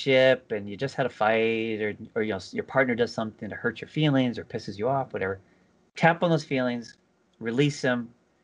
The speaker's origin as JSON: {"language": "English", "region": "California", "country": "United States", "moved": "yes", "lives_now": "East Coast, United States", "said": "I'm originally from California"}